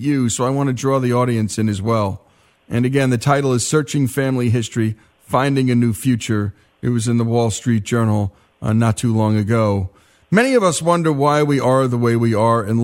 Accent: Dumont, New Jersey, United States; I grew up in Dumont, New Jersey, working class town

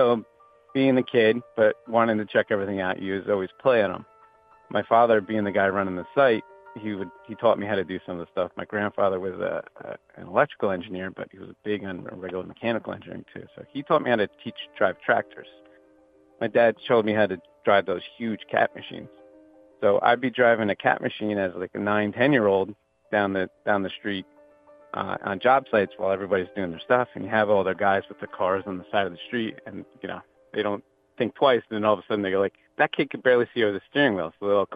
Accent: Jersey Shore, New Jersey, United States; I grew up in New Jersey on the Jersey Shore.

